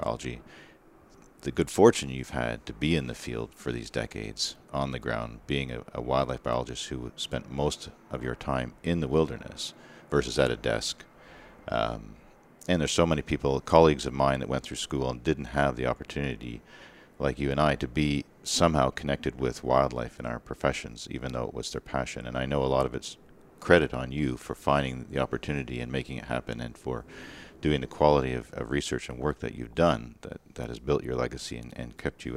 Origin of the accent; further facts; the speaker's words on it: Eastern Ontario, Canada; I'm from Eastern Ontario